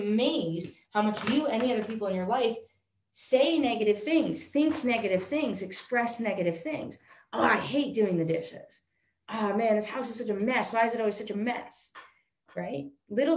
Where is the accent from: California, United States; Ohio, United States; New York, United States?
New York, United States; I'm from New York